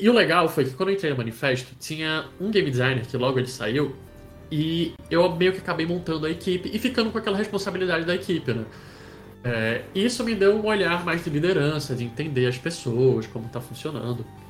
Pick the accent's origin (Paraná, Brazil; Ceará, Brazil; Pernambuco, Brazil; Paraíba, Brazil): Pernambuco, Brazil; Recife; moved away; eu sou de Recife, eu não sou de São Paulo, não sou natural da cidade de São Paulo